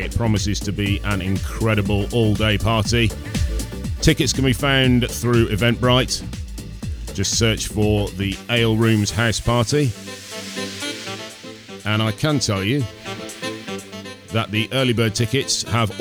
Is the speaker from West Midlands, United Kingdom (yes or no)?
yes; Kenilworth, West Midlands, United Kingdom; my hometown of Kenilworth